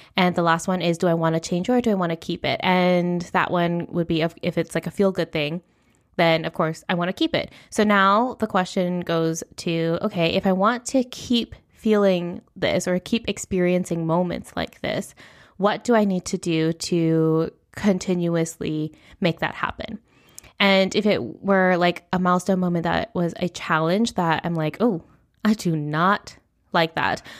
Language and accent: English; United States; first language English; moved away as an adult; now in Spain; I do come from a background of being middle class, raised in the United States.